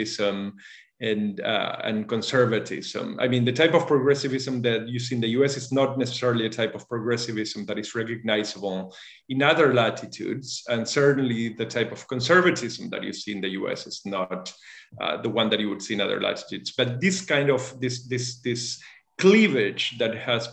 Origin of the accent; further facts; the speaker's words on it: Argentina; moved away as an adult; also born or lived in Massachusetts, United States / France / Germany / New York, United States; I was born and raised in Argentina, and when I was 18, I moved to the U.S. to study